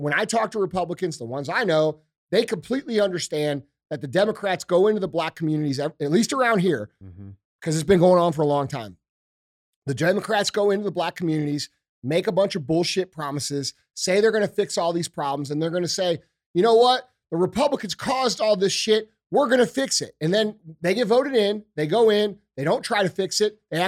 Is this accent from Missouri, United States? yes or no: yes; St. Louis, Missouri, United States; I'm from St. Louis, okay? We have a very large black population here.